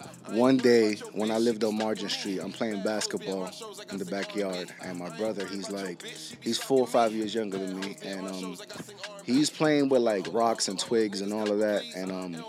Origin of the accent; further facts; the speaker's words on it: Bonao, Monseñor Nouel, Dominican Republic; moved away; I'm from Bonao.